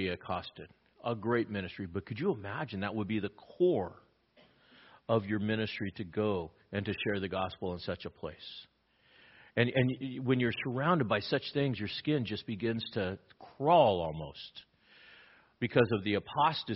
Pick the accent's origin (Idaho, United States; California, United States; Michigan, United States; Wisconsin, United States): California, United States; Los Angeles; I grew up in East L.A.